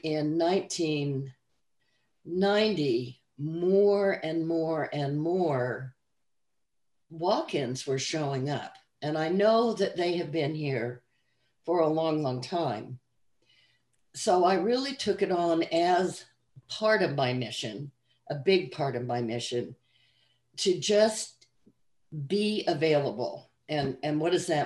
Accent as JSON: {"language": "English", "town": "Salt Lake City", "region": "Utah", "country": "United States", "tie": "born or raised there", "also_born_or_lived": "Arizona", "moved": "yes", "lives_now": "Kentucky, United States", "said": "I was raised in Salt Lake City, Utah, and in Arizona on the mesas with the Hopi people"}